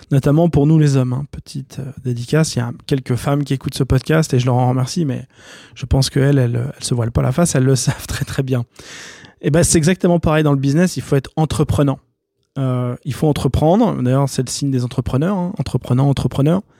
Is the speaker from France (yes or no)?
yes; France; je vais dire français, pas suisse, parce que vous savez, je suis français et suisse.